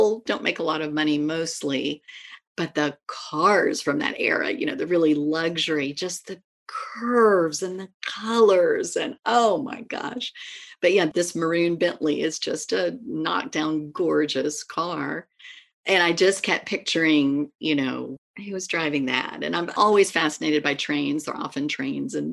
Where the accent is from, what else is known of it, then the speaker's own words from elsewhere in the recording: East Tennessee, United States; also born or lived in Washington, D.C.; I was born in Washington, D.C., right in the heart of the city, but moved at age 5. So grew up in East Tennessee